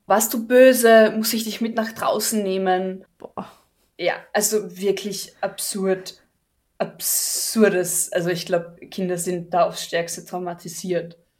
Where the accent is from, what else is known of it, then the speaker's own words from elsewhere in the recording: Carinthia, Austria; bei uns in Österreich oder in Kärnten